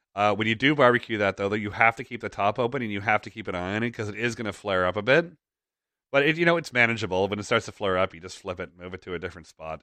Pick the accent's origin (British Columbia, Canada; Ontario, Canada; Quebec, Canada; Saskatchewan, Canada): Ontario, Canada; Toronto; Toronto, my hometown